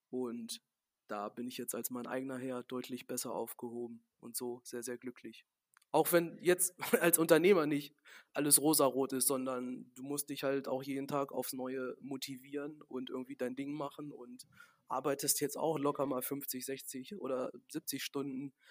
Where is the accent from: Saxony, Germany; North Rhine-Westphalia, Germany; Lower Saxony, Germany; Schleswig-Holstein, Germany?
North Rhine-Westphalia, Germany; Gladbeck; dass hier in Gladebeck, da wo wir unseren Betrieb haben, da ist halt das Elternhaus von mir, wo ich aufgewachsen bin und das meiner Großeltern direkt nebeneinander.